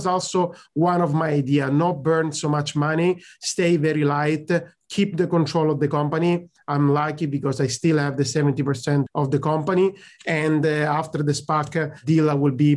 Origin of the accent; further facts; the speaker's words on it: Sicily, Italy; English is a second language; moved away; also born or lived in Milan / London / Dublin; I come from Sicily. I moved to Milan. Then I moved to London.